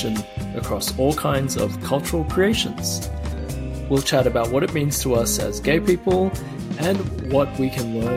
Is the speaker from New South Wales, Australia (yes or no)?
yes; Sydney, New South Wales, Australia; moved away as an adult; now in United States; I grew up with Clare in Sydney